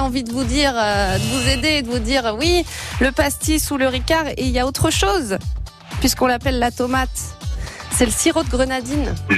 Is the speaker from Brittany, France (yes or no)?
yes; Brittany, France; je suis bretonne